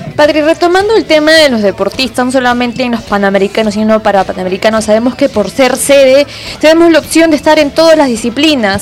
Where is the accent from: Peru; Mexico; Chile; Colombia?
Peru; nosotros que somos peruanos